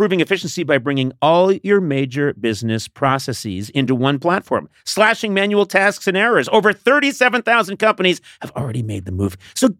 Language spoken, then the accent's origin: English; Scotland, United Kingdom; I'm Scottish. No matter how much I love parts of England, I fucking hate England.